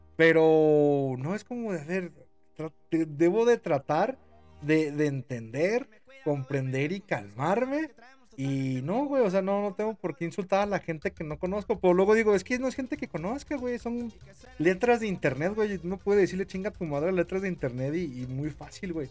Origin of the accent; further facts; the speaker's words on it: Mexico; yo como mexicano